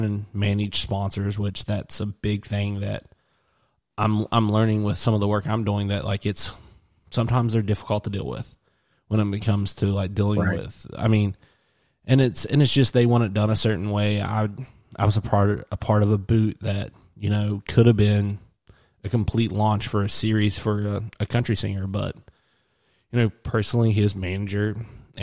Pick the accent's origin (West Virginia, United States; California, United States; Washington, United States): West Virginia, United States; I'm from West Virginia